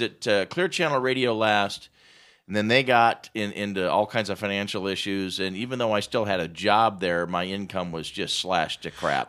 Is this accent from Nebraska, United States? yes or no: yes; Omaha, Nebraska, United States; born and raised in Omaha